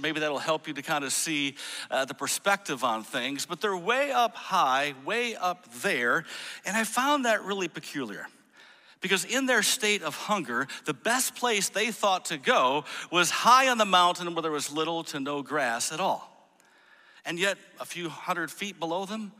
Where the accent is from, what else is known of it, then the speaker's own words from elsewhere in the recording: Grand Rapids, Michigan, United States; I grew up in Grand Rapids, Michigan.